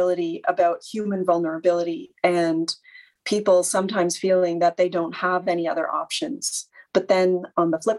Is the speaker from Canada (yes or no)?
yes; Canada; now in Nova Scotia, Canada; as a Canadian living in Nova Scotia